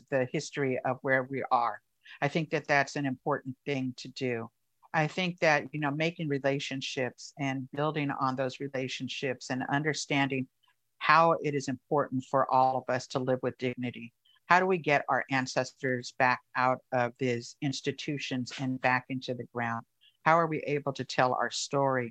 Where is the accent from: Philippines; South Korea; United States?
United States; Oakland, California; I grew up here in Oakland